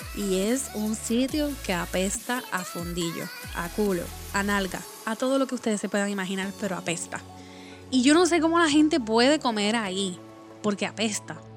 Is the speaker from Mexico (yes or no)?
no; Puerto Rico; moved away; Como Boricua afuera de la isla